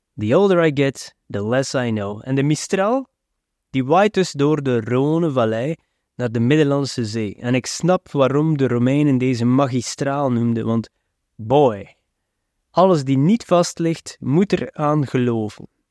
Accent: West Flanders, Belgium; als West-Vlaming

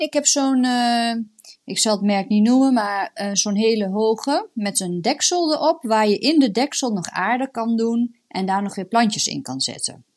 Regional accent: the east of the Netherlands, Netherlands; ik kom uit het oosten

